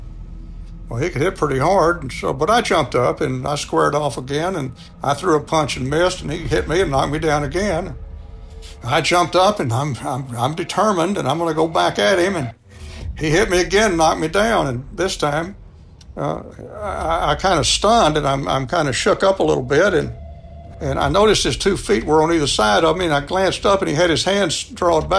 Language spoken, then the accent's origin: English; Texas, United States; I'm from Texas, too